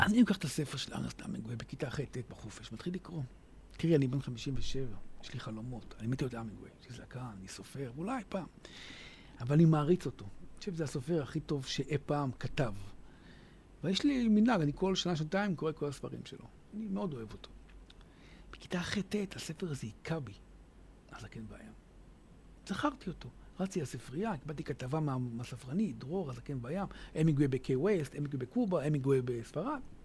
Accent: Hadera, Haifa District, Israel; אז אני הגעתי מהשכונה בחדרה

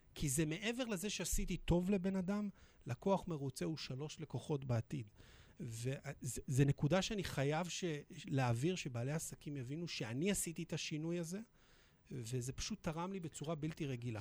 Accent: Petah Tikva, Central District, Israel; נולדתי בפתח תקווה

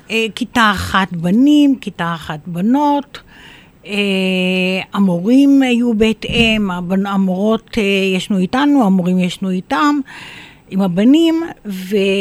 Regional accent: Biriya, Northern District, Israel; also born or lived in Safed; אני ילידת uh, ביריה

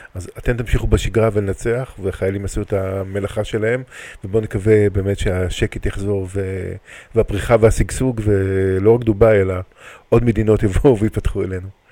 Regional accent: Ra'anana, Central District, Israel; אני רענני

